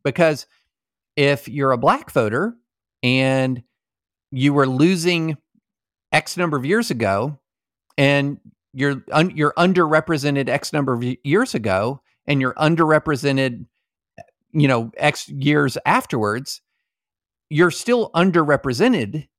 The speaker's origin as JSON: {"language": "English", "region": "Kentucky", "country": "United States", "tie": "born or raised there", "said": "when I was growing up in, uh, Kentucky"}